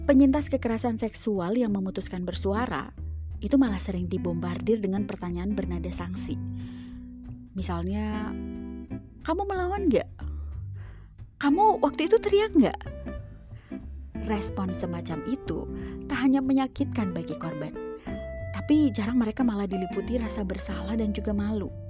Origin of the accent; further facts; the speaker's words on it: Central Sulawesi, Indonesia; Bagaimana dengan daerah saya, Sulawesi Tengah?